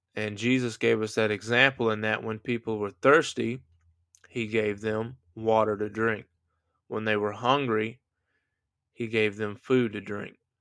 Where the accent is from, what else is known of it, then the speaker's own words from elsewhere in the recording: United States; I'm an American